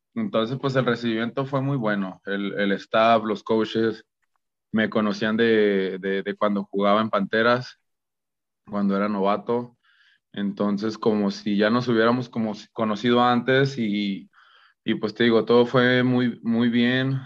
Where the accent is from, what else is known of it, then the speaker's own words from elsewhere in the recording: Guadalajara, Jalisco, Mexico; also born or lived in Los Angeles / El Paso, Texas; me regresé ya a Guadalajara, a de donde yo soy